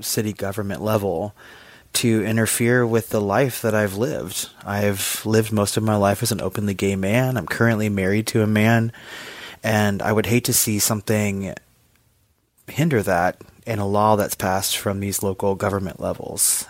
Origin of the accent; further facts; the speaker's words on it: Texas, United States; I currently live in Texas. I grew up in Texas